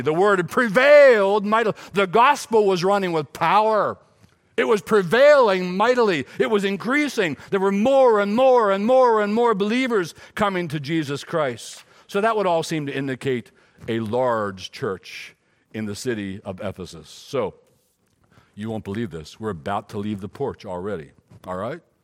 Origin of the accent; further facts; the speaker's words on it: Silver Run, Maryland, United States; also born or lived in Gettysburg, Pennsylvania; I was born in Gettysburg, but raised in Silver Run, Maryland